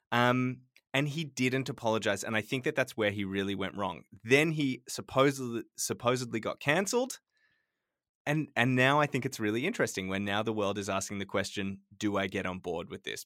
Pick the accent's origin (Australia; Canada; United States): Australia; Sydney, New South Wales; moved away; Growing up in Sydney